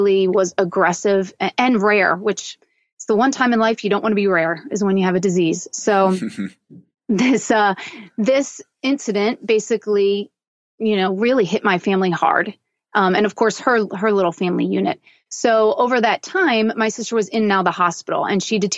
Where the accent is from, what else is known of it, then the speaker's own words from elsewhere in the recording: Newtown Square, Pennsylvania, United States; I grew up in Philadelphia, so in the suburbs of Philadelphia, in a little town called Newtown Square